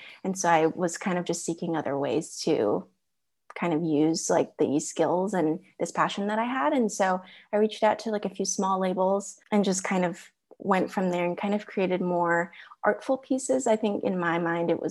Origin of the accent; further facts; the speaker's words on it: Orange County, California, United States; I am pretty much a California native. A lot of my family live in Texas, but I've lived in California, the majority of my life, majority of adulthood.